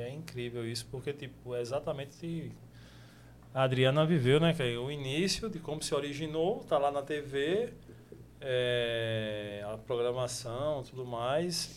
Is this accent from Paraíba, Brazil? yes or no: yes; Paraíba, Brazil; now in João Pessoa, Brazil; Eu, eu não sou daqui de João Pessoa, sou do sertão